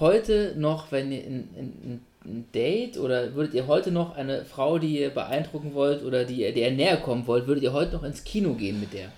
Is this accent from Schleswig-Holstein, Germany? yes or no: no; Göttingen, Lower Saxony, Germany; von Göttingen aus, wo ich gewohnt habe als Kind